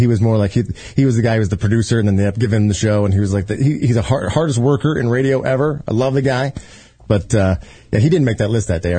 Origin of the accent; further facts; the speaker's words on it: small town in Indiana, United States; moved away; also born or lived in Denver; I'm from a small town of Indiana. I went to Indiana University and pledged SIGAPs, and I was there for probably a year, and then I flunked out of college and went to my college in my hometown, Indiana State University